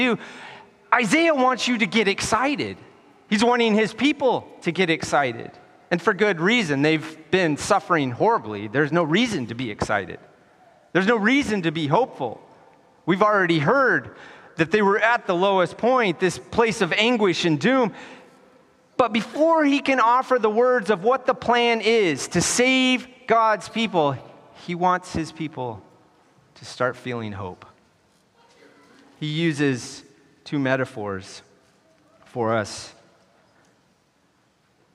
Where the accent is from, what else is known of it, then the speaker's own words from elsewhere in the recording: United States; moved away as an adult; also born or lived in Wyoming / Colorado / California; Growing up in Wyoming and Colorado